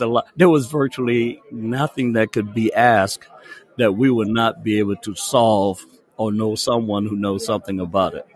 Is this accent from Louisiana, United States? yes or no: yes; New Orleans, Louisiana, United States; moved away as an adult; now in Texas, United States; born and raised in New Orleans, Louisiana. Spent the first 18 years of my life